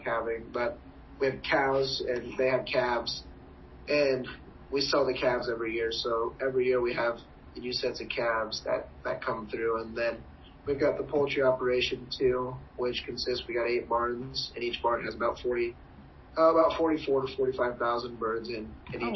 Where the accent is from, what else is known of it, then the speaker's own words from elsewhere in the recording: Friend, Nebraska, United States; I grew up in Friend, and, I mean, it's, like, a little over 1,000 people.